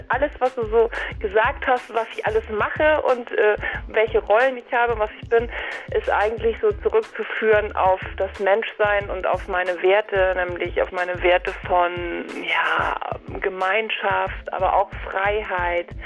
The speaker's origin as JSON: {"language": "German", "region": "Schleswig-Holstein", "country": "Germany", "tie": "born or raised there", "said": "ich bin, sag mal, geboren und groß geworden in Nordfriesland, genauso, also irgendwie so, so hinterm Deich gleich so"}